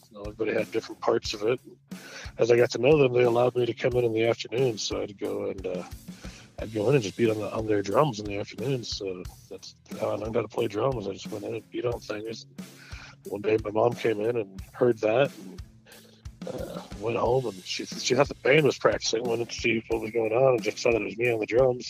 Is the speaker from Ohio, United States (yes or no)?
no; Anchorage, Alaska, United States; I grew up in Anchorage, Alaska